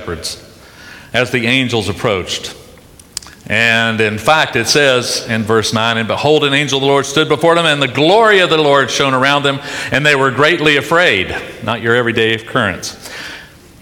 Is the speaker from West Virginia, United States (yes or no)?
yes; Charleston, West Virginia, United States; I was raised in Charleston, West Virginia, right outside of Charleston, West Virginia.